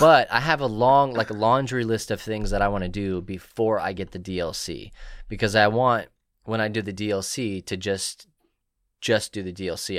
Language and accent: English; Marble Falls, Texas, United States; here in my hometown, we have Marble Falls Opoly